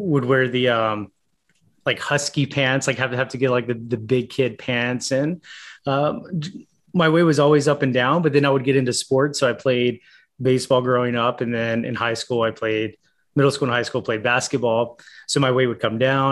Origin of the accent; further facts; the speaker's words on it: Charlotte, North Carolina, United States; from Charlotte, North Carolina, born and raised here in Charlotte